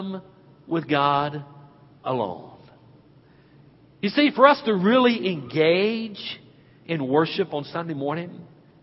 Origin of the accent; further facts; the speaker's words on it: Hickory, North Carolina, United States; as a boy growing up in Penelope Baptist Church back in Hickory, North Carolina